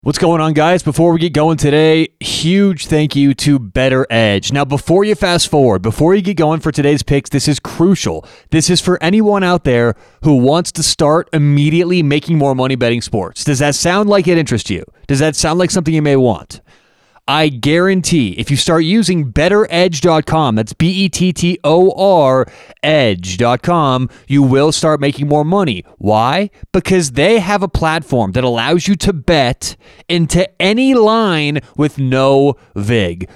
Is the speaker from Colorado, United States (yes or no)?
yes; Denver, Colorado, United States; I'm from Denver.